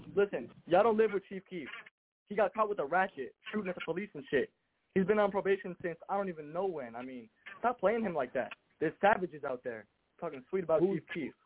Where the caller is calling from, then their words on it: Florida, United States; I'm calling in from Florida